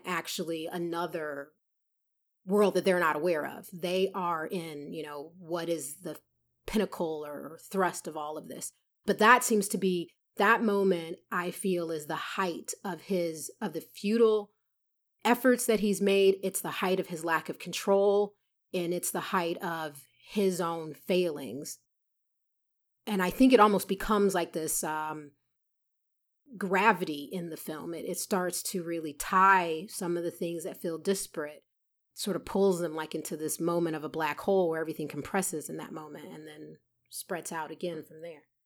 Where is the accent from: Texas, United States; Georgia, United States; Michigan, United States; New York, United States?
Georgia, United States; Atlanta; moved away; when I grew up in Atlanta